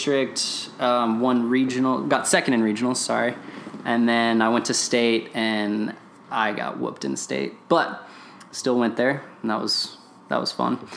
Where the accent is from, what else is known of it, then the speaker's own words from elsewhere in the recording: Rockwall, Texas, United States; I'm from Rockwall, Texas, like 20 miles outside of Dallas.